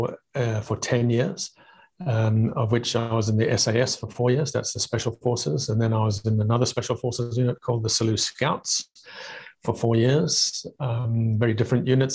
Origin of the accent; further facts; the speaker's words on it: South Africa; moved away; also born or lived in Zambia / Zimbabwe; I got sent to boarding school in South Africa. So I was 4 years old